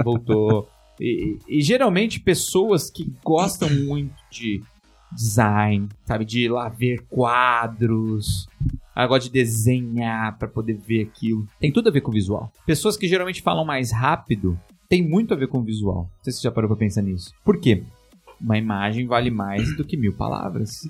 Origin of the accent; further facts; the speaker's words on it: São Paulo, Brazil; eu sou da Zona Leste de São Paulo